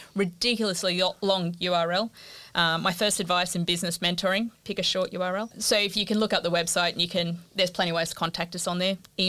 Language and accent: English; Australia; And one of my bugbears as an Australian is if I think Italian, I can think pasta.